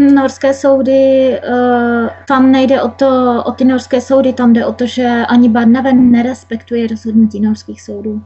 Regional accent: Czechia; moved away as an adult; also born or lived in Hodonín; now in Norway; na Moravě, odkud já pocházím

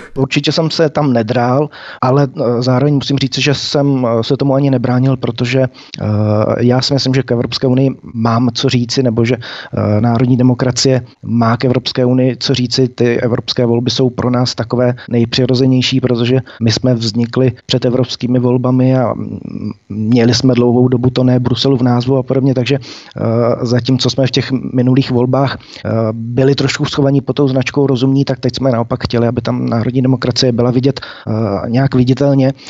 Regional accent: Czechia; jako Češi a Moravené a Slezeny

